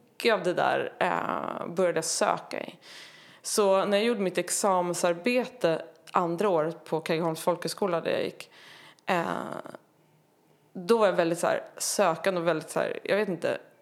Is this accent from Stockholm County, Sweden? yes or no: yes; Tyresö, Stockholm County, Sweden; Tyresö, eh, strax utanför Stockholm, förort ja. Stockholm. Mm. Eh, där växte jag upp i en eh, pingsförsamling